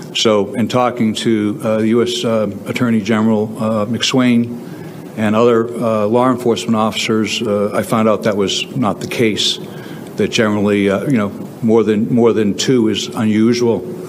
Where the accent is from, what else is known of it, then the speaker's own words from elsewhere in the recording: Delaware County, Pennsylvania, United States; I'm from Delaware County